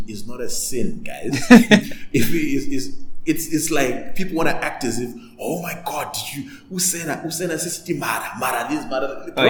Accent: Bulawayo, Zimbabwe; So because I'm from Bulawayo, I'm going to speak like this.

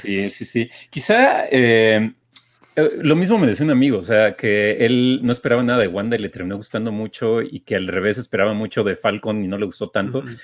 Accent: Mexico; a nosotros, como mexicanos

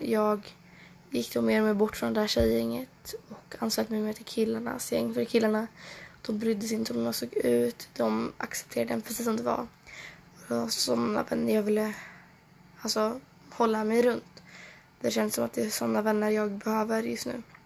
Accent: Trollhättan, Västra Götaland, Sweden; also born or lived in Åsaka / Stockholm; jag växte upp i Norra Björke. Det ligger i, ungefär i Trollhättan, fast lite mer utkanten av Trollhättan

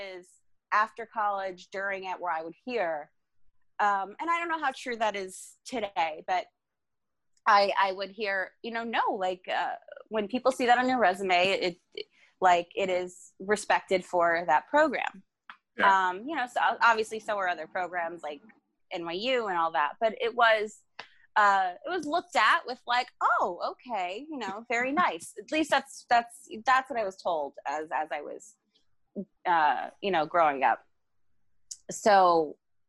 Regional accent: South Florida, United States; moved away as an adult; also born or lived in Long Island, New York; I'm originally from South Florida

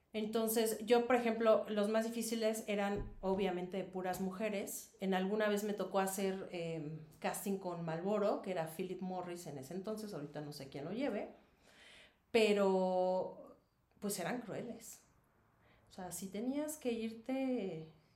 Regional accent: Mexico City, Mexico; moved away as an adult; now in Querétaro, Mexico; yo soy de la Ciudad de México

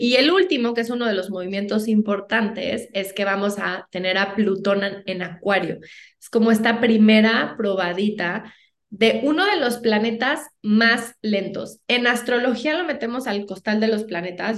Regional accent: Mexico; como buenos mexicanos, no nos gusta

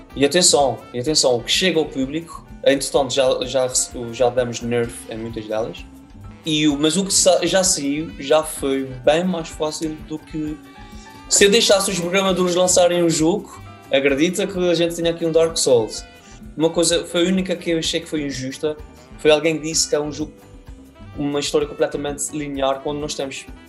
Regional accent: Azores, Portugal; Nós cá nos Açores

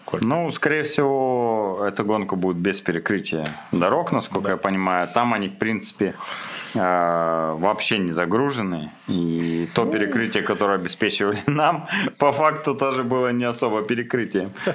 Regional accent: Krasnoyarsk, Krasnoyarsk Krai, Russia; also born or lived in Idrinsky District; я родился в Красноярске

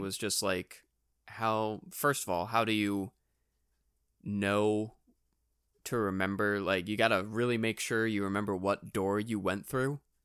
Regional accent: New Hampshire, United States; we're from New Hampshire

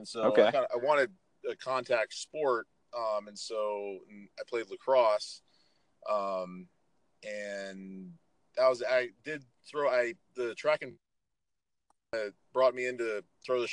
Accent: San Francisco, California, United States; moved away as an adult; also born or lived in Central Pennsylvania; I was born and raised in San Francisco, you know, in the city, not, you know, in a suburb outside it, but actually in the city. And you know, I was 0 through 18, that's where I was

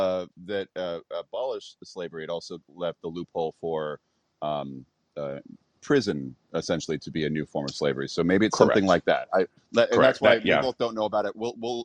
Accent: Arizona, United States; Arizona is my home state

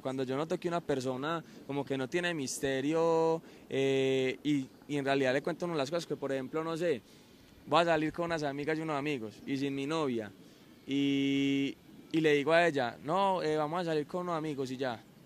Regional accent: Medellín, Antioquia, Colombia; soy cantante acá de Medellín

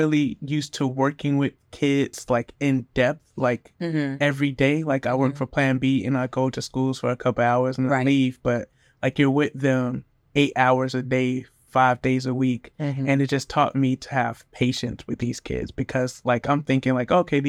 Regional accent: Orlando, Florida, United States; also born or lived in Hollywood / Miami; I was born in Orlando, moved to Hollywood, Florida, moved back to Orlando when I was like 7, moved back to Miami when I was like 14.

